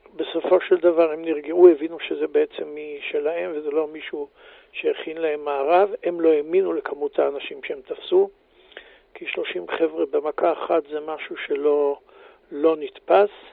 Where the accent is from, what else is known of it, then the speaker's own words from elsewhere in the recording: Beersheba, Southern District, Israel; moved away as an adult; also born or lived in Gilat; now in Jerusalem, Israel; אני נולדתי בבאר שבע, אה, גדלתי, ב... למדתי בשכונה, ב... בישיבה התיכונית